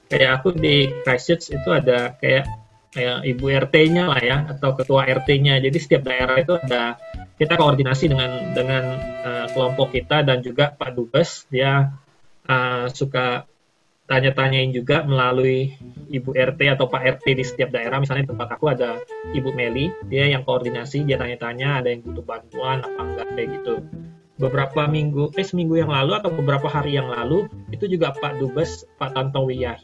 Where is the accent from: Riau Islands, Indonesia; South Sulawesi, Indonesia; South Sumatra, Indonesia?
South Sumatra, Indonesia; Palembang; moved away as an adult; also born or lived in Jakarta, Indonesia; Uh, jadi pertama kali saya kan aslinya orang Palembang, hmm. tapi saya